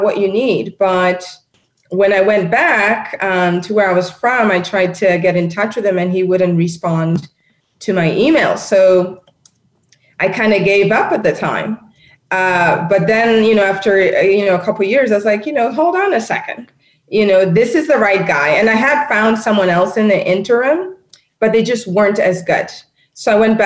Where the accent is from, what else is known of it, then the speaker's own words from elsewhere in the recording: Nairobi, Kenya; moved away; I'm born and raised in Nairobi, Kenya, and I love my continent.